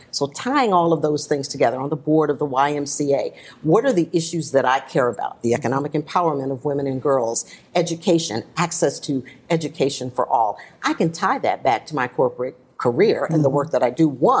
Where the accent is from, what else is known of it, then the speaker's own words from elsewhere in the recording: Milwaukee, Wisconsin, United States; as a Girl Scout growing up in Milwaukee.